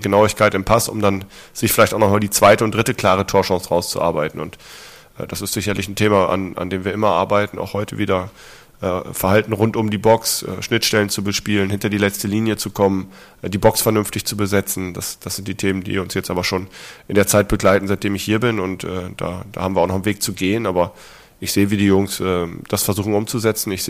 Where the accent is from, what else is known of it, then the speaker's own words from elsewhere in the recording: Lower Saxony, Germany; Damals bin ich aus Ostfriesland ins Internat gekommen, habe dort äh, tolle Jahre gehabt, ist ein toller Verein.